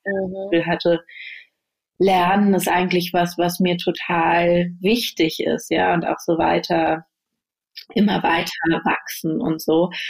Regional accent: Berlin, Germany; ans Schulsystem in Deutschland, auch in Berlin, an die Schulen zurückdenke, auf denen ich war

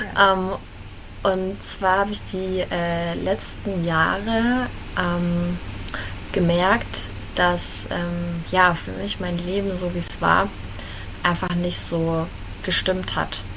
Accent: Fürth, Bavaria, Germany; Ich komme aus Fürth

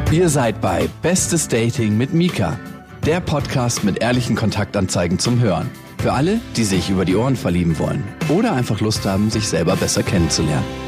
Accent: Taufkirchen, Bavaria, Germany; Ich bin 27 und komme aus Taufkirchen bei München.

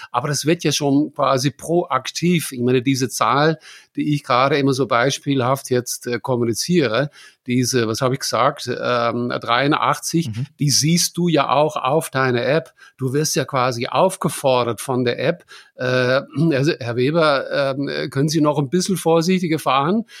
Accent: Germany; bei uns in Deutschland

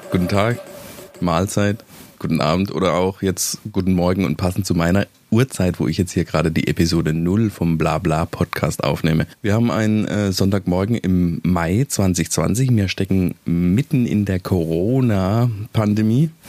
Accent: Baden-Württemberg, Germany; ich bin Badener und seit 15 Jahren wohne ich im Schwäbischen

